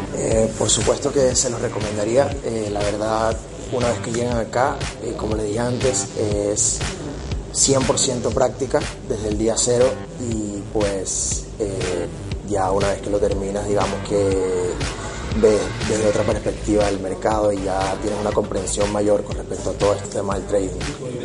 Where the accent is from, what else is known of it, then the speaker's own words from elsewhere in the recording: Venezuela; moved away; yo soy de Venezuela